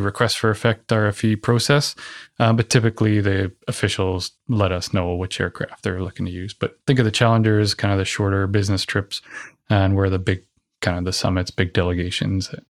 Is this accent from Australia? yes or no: no; Ontario, Canada; So I'm from Ontario